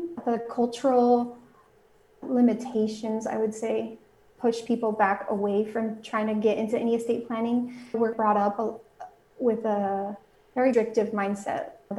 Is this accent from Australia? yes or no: no; Mexico; now in United States; I was raised both in Mexico and here in the United States, so I speak Spanish